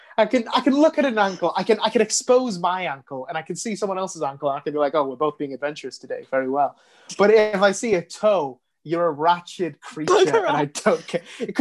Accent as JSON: {"language": "English", "country": "United Kingdom", "said": "I'm a very British boy"}